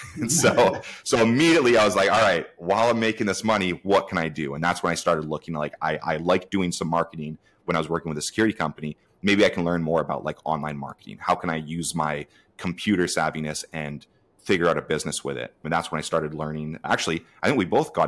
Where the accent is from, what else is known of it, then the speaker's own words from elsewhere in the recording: Canada; I'm actually in Canada, so I'm a Canadian